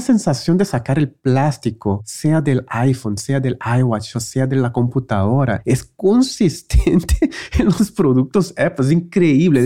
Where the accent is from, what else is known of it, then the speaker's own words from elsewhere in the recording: Brazil; moved away; yo también crecí en Brasil